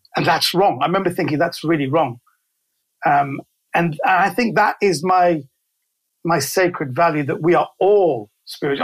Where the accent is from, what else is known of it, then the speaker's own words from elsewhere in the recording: London, United Kingdom; I was raised in Kensington in London. So I'm a central London boy.